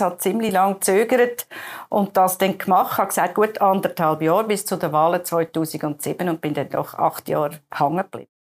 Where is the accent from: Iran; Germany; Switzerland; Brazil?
Switzerland; Baden, Aargau; bei uns in Baden